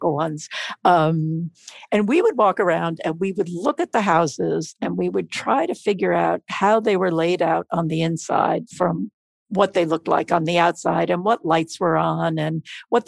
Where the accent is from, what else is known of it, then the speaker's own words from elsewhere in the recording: New York City, New York, United States; I was born in New York City and grew up in Queens, a neighborhood called Douglaston